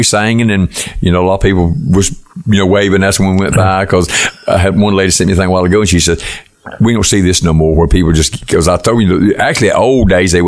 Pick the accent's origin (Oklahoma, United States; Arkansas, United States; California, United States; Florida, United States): Florida, United States; Bristol; I was raised in Bristol, Florida